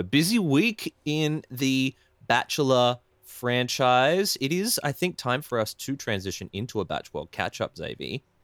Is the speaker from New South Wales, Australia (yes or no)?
yes; Ballina, New South Wales, Australia; I used to work in, in Byron for a long time. I come from Ballina.